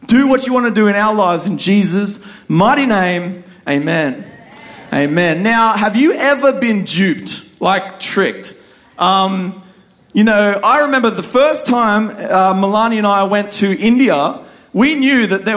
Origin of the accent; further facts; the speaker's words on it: Australia; accent: Aussie; my Aussie accent